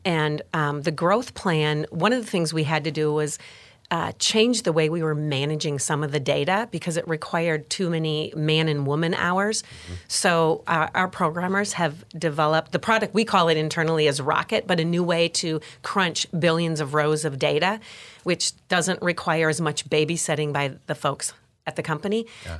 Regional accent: Wisconsin, United States; We call Wisconsin whiskey.

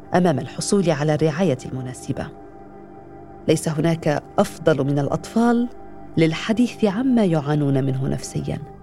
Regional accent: Aleppo, Aleppo Governorate, Syria; من حلب

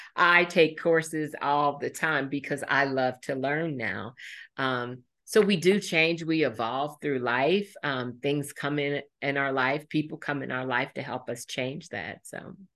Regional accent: Indianapolis, Indiana, United States; born or raised there; also born or lived in Marion, Indiana

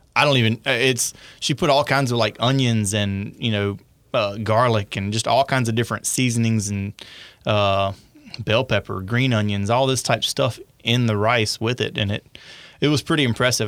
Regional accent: North Louisiana, United States; I'm a redneck from North Louisiana

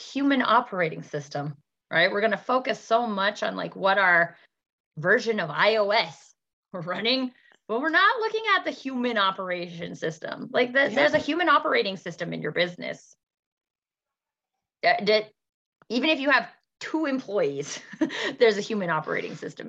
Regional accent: Canada; also born or lived in Alberta; In Alberta, in Canada, I'm Canadian

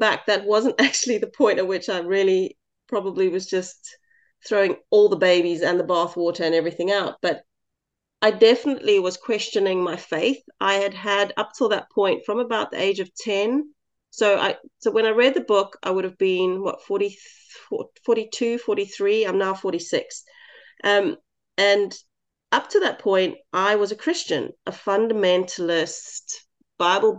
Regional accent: South Africa; as a South African white girl in a small town

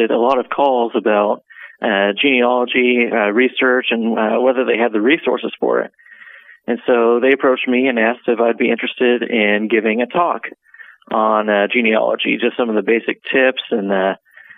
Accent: Neosho, Missouri, United States; So I am a Neosho native. I've grown up here for about 26 years.

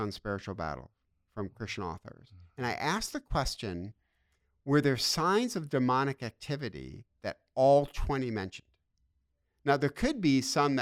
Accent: Detroit, Michigan, United States; moved away; I'm from Detroit, which is a life of pain and sorrow

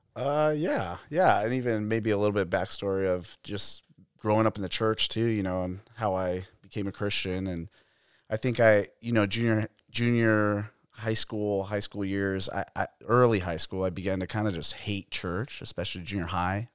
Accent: Phoenix, Arizona, United States; I grew up in Arizona. I grew up in East Phoenix, Arcadia area

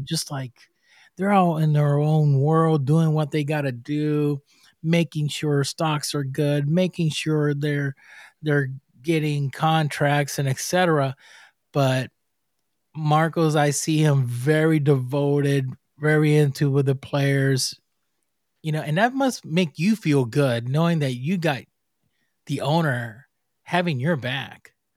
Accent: Puerto Rico; I'm from Puerto Rico

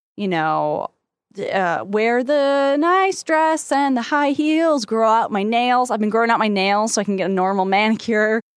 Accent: United States; I am so American

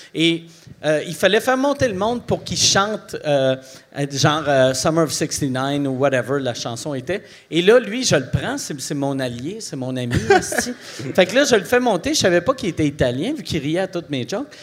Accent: Quebec City, Quebec, Canada; also born or lived in Montreal; je viens de la ville de Québec. Aussitôt que je, suis arrivé à Montréal, c'était pour faire l'humour. Et euh, j'avais 19 ans

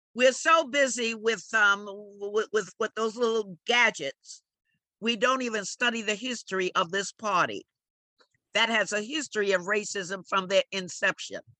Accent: New York City, New York, United States; also born or lived in the Bronx; I was born in the Bronx, but I was raised at 1831 Amsterdam Avenue, right in the heart of Harlem

